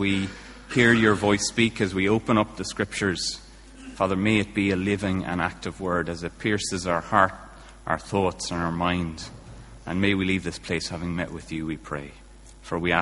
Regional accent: Kilkenny, Leinster, Ireland; now in Bangor, United Kingdom; my accent's not from Bangor, unless Bangorians have had a true change in their accent. I'm from Kilkenny originally

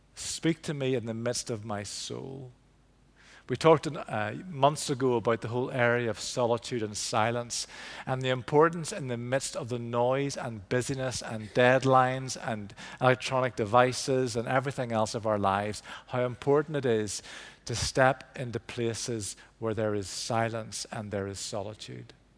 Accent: Belfast, Northern Ireland, United Kingdom; I grew up in Belfast, East Belfast

